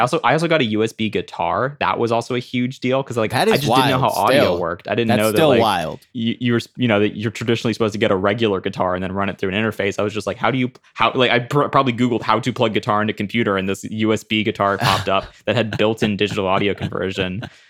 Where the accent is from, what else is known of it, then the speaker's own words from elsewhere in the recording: Zimbabwe; also born or lived in Italy; Like, I'm American, but I grew up in Zimbabwe and spent a good chunk of my life in Italy.